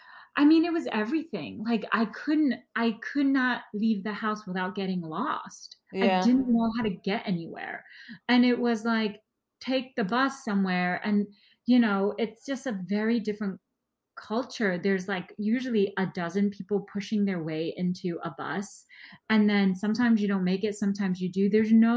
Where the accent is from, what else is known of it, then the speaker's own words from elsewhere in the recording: Wenzhou, Zhejiang, China; first language Wenzhounese; English is a second language; You know, they spoke Mandarin, but that was again, that wasn't even my primary dialect. I'm Wenzhenese, so my primary dialect is Wenzhenese, and I only learned Mandarin because my stepfather is Taiwanese